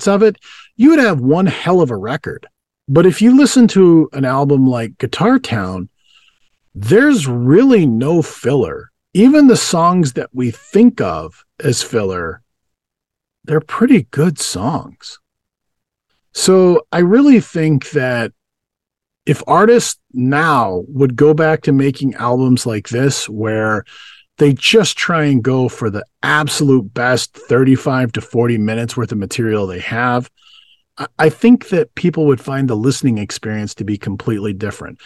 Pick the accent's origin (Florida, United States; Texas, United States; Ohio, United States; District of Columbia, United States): Texas, United States; West; I grew up in West Texas